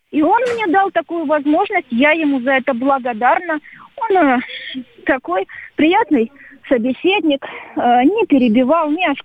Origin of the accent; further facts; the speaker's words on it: Ukraine; Я э, из Украины, я всегда буду дорожить своими корнями. И не стыжусь того, что я украинка. Я русская украинка.